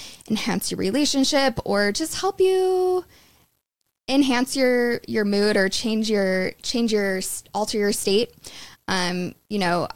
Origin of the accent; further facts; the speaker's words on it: Utah, United States; moved away; also born or lived in London; growing up in Utah my whole life